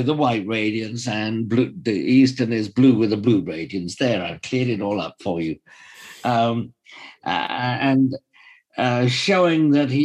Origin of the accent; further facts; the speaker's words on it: Welsh, Wales, United Kingdom; being Welsh myself